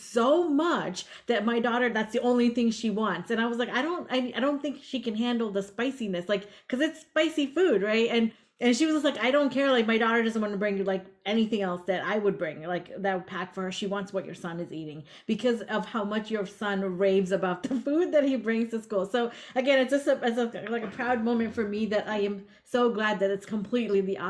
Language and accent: English; Vermont, United States; moved away; I grew up in Vermont